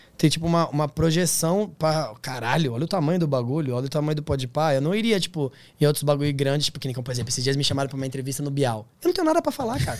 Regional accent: Brazil; eu sou do Tablon da César

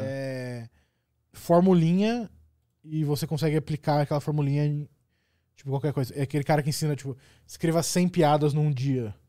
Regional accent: Curitiba, Paraná, Brazil; sou de Curitiba

